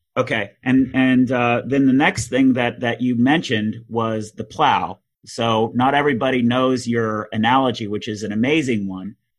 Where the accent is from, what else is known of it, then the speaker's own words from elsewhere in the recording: Texas, United States; being a Texan